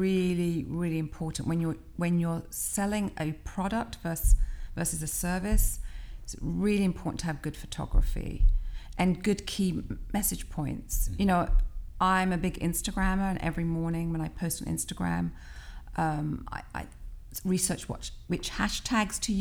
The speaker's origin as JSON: {"language": "English", "region": "London", "country": "United Kingdom", "tie": "born or raised there", "moved": "as an adult", "lives_now": "Philadelphia, United States", "said": "I'm British because I was born in London, and I've only ever lived in London and Philadelphia."}